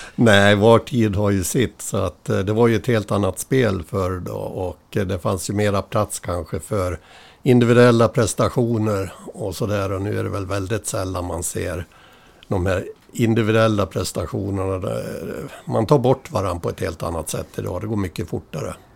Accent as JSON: {"language": "Swedish", "town": "Äppelbo", "region": "Dalarna County", "country": "Sweden", "tie": "born or raised there", "also_born_or_lived": "Dala-Järna", "said": "i Äppelbo, där är jag född, eh, ja, på Malungs BB rättare sagt"}